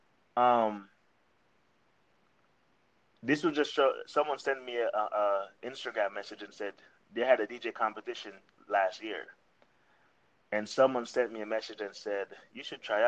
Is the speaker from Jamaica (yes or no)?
yes; Ocho Rios, Saint Ann, Jamaica; moved away as an adult; now in Arizona, United States; I'm from Ochi Rios, Jamaica. Some people call it Ochi. Some people call it the country. Some people call it on the North Coast, but Ochi Rios, Jamaica, born and raised.